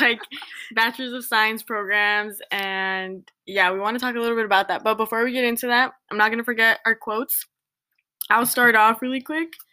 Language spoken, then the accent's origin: English; Santa Ana, California, United States; moved away as an adult; now in Riverside, United States; I grew up in Santa Ana